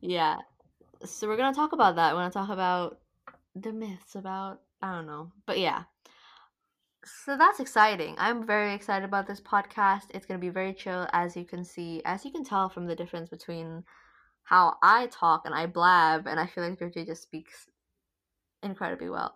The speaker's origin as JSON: {"language": "English", "country": "Indonesia", "moved": "as an adult", "lives_now": "London, United Kingdom", "said": "I'm from Indonesia originally"}